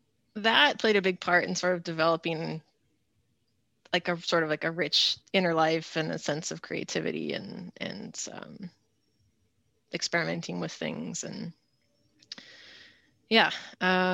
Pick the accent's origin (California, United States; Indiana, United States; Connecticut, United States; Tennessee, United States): California, United States; moved away as an adult; also born or lived in Boston area, Massachusetts; I grew up in California in like a small rural town of about 1,000 people. It's about an hour from Silicon Valley in San Francisco.